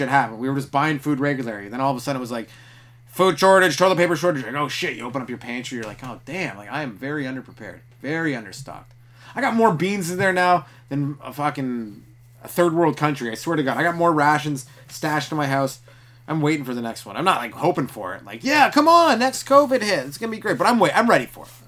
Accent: Canada; I'm from Canada

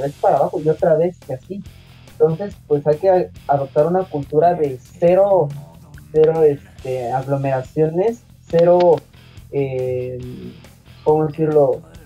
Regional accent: Mexico; nosotros que somos mexicanos

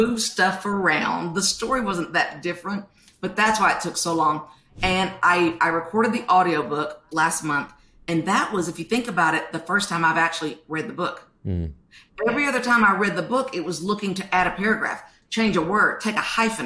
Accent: the South, United States; I'm from the South

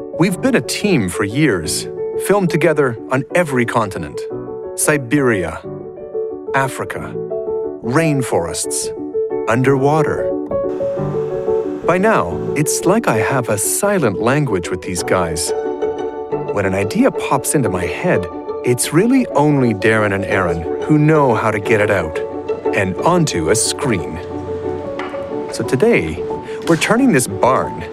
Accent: Alberta, Canada; We're from Alberta, horse country.

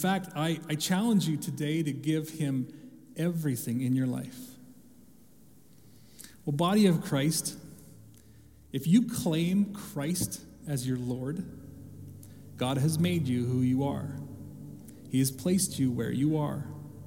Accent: Canada; growing up in Canada, as I did

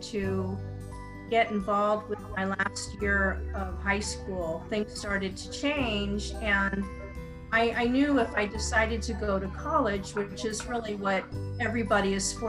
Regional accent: United States; I'm an American

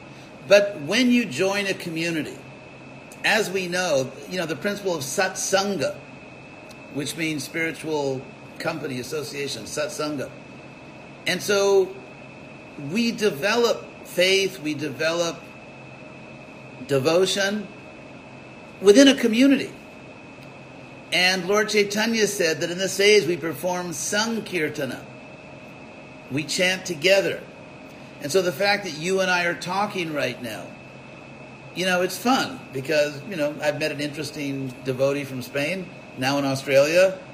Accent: Berkeley, California, United States; 20-year-old from Berkeley

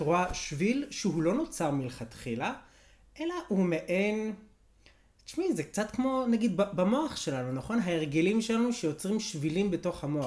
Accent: Beit Shemesh, Jerusalem District, Israel; כשגדלתי בבית שמש

